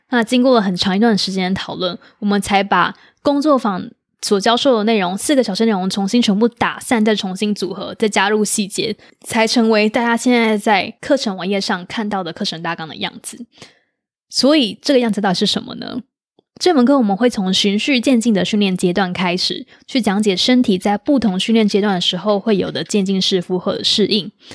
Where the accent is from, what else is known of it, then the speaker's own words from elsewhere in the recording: Taiwan; 我们是台湾人